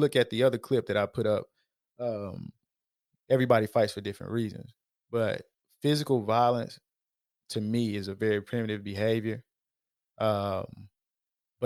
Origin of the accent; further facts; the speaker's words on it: Houston, Texas, United States; when I was growing up in Acres Homes